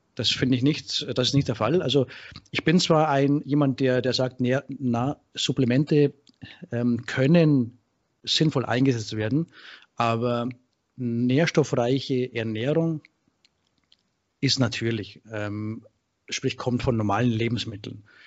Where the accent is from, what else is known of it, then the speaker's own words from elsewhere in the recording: Straubing, Bavaria, Germany; moved away as an adult; now in Thessaloniki, Greece; ich bin ursprünglich aus äh, Bayern, äh, äh, Ecke Straubing, Regensburg und äh, bin 2006 ausgewandert, der Liebe wegen nach Griechenland, äh, Thessaloniki.